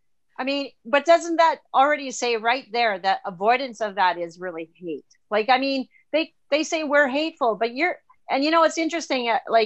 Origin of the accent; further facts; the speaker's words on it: Bolivia; When I was a child and I grew up in South America in Bolivia, they just had a change of government in Bolivia. But anyway, I grew up there